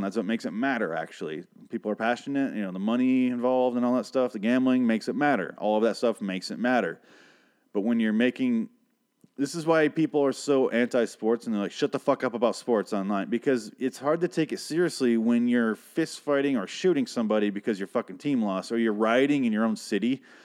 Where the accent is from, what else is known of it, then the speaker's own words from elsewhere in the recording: between Grand Rapids and Lansing, Michigan, United States; I grew up between those two cities